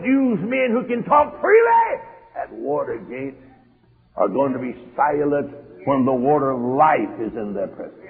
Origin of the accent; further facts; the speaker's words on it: United States; I'm an American